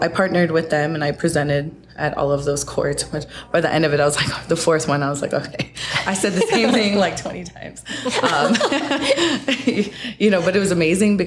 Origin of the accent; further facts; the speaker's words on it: Sioux Falls, South Dakota, United States; also born or lived in Fort Peck Reservation, Montana; my family moved here when I was 5. And so I grew up in Sioux Falls.